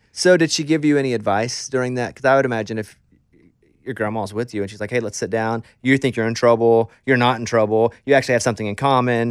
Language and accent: English; Arkansas, United States; I'm from Arkansas